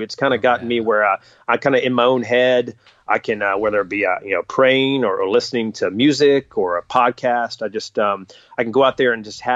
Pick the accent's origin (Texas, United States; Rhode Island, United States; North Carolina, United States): North Carolina, United States; I grew up in North Carolina